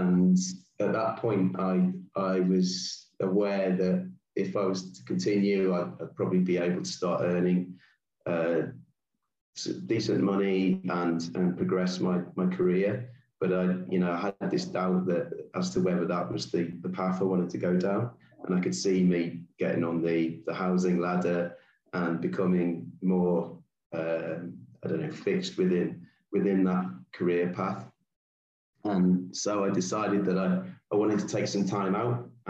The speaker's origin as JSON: {"language": "English", "region": "England", "country": "United Kingdom", "tie": "born or raised there", "moved": "as an adult", "said": "So my background, I grew up in England."}